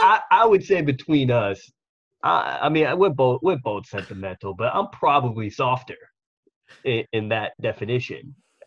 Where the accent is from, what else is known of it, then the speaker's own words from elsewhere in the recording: New York City, New York, United States; we're from Staten Island.